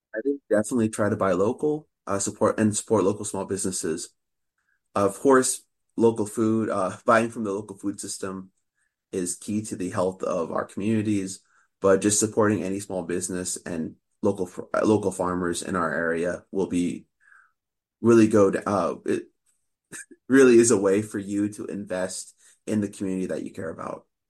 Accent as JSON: {"language": "English", "town": "Sacramento", "region": "California", "country": "United States", "tie": "born or raised there", "moved": "as an adult", "lives_now": "Oregon, United States", "said": "I grew up in the Sacramento area"}